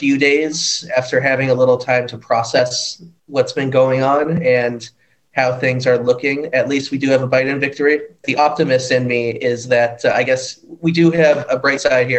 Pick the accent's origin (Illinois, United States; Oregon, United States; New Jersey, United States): Illinois, United States; Chicago; moved away as an adult; now in Istanbul, Turkey; I'm from Chicago, Illinois.